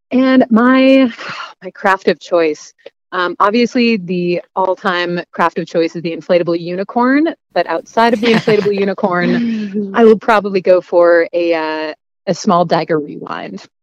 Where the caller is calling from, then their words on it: Missoula, Montana, United States; I am calling in from Missoula, Montana